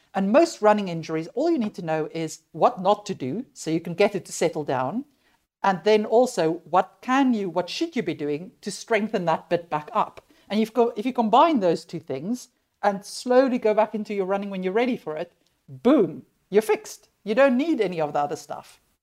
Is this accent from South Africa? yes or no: yes; South Africa; moved away; also born or lived in United Kingdom; I, I grew up in South Africa